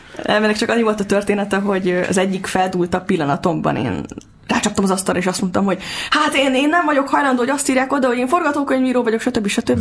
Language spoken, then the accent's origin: Hungarian; Budapest, Hungary; Én Óbudán születtem, Óbudán éltem, és borzalmasan fontos számomra ez a hely, az apámmal kapcsolatban is, meg a gyerekkorommal kapcsolatban is